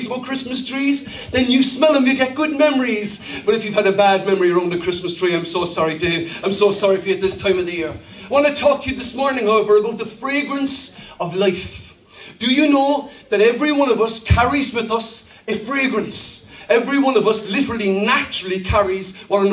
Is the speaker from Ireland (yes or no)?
yes; Ireland; I'm not German, I'm Irish